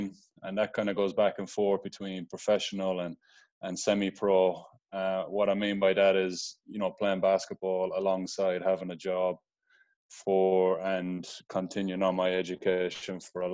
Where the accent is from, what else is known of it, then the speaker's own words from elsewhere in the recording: Limerick, Munster, Ireland; moved away as an adult; also born or lived in United States; now in Dublin, Ireland; I'm originally from Limerick City, Ireland, currently living in Dublin, Ireland, but it was about a 15 or 16 year gap in the middle between leaving Limerick. I spent 9 years in America between high school and college.